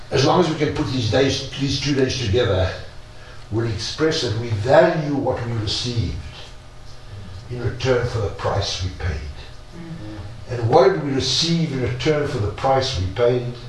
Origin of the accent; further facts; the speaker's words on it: South Africa; now in Israel; I'm a South African. I lived in an immoral country.